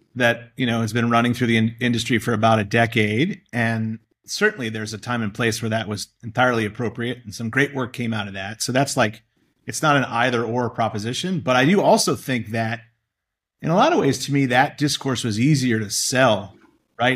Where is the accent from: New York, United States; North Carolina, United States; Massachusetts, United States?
Massachusetts, United States; Boston; I grew up in Boston and I've spent my whole career here